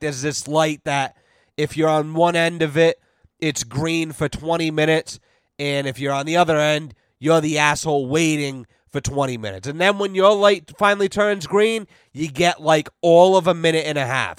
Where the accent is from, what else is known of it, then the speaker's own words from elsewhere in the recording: United States; I'm an American